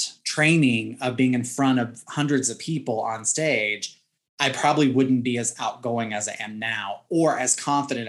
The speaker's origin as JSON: {"language": "English", "region": "Southwest Virginia", "country": "United States", "tie": "born or raised there", "also_born_or_lived": "San Francisco", "moved": "yes", "said": "Southwest Virginia."}